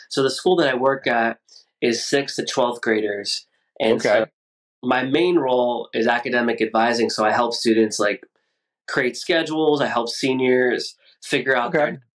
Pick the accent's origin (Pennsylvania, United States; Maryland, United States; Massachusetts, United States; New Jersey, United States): Massachusetts, United States; Boston; And I'm from originally